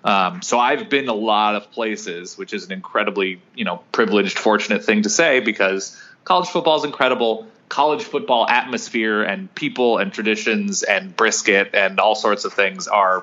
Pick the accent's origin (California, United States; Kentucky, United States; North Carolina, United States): California, United States; Southern; born or raised there